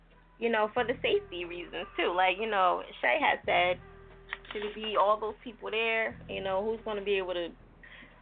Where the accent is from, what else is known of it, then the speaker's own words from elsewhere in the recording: New Jersey, United States; I'm from Jersey